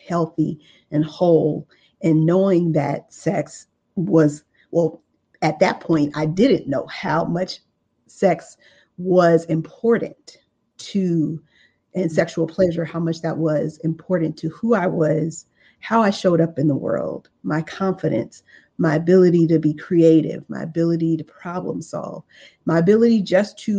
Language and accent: English; Los Angeles, California, United States; I came from South Central Los Angeles. I grew up in a single parent home.